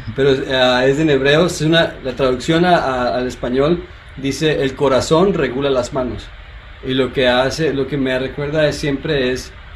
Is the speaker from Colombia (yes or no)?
yes; Colombia; soy colombiano